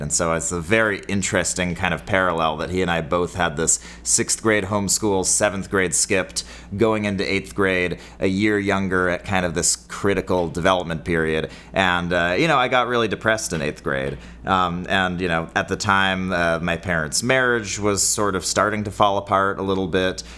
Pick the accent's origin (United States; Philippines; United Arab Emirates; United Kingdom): United States; Bay Area, California; I grew up in the Bay Area